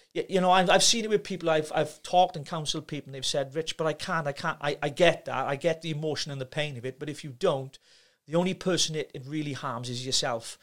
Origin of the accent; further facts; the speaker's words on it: Llanelli, Wales, United Kingdom; troubled teenager growing up in Llanelli